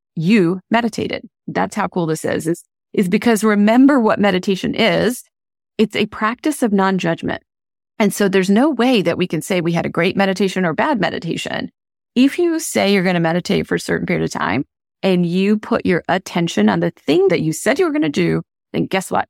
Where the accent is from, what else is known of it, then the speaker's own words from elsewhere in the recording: India; moved away; I grew up in India